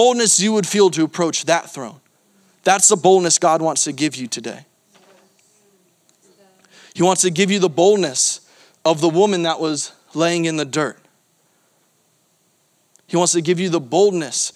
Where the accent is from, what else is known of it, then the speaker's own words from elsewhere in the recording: Florida, United States; I'm from Florida